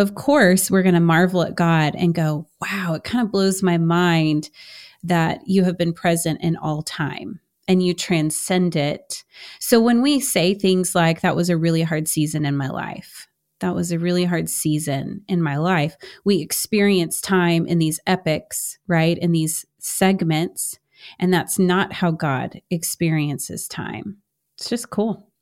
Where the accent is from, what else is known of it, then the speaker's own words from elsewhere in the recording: Houston, Texas, United States; I'm from Houston, H Town